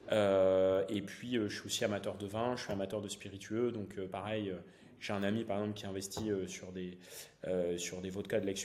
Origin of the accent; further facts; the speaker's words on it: northern France, France; j'ai 32 ans. je suis originaire du nord de la France.